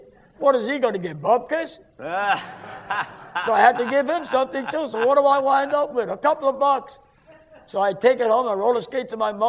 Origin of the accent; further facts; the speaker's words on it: New York City, New York, United States; also born or lived in Harlem, New York City; I'm from Hell's Kitchen, 27th Street between 9th and 10th Avenue. And I grew up with a lot of mixed people, Italians, Germans, Jewish people, colored people, Spanish people.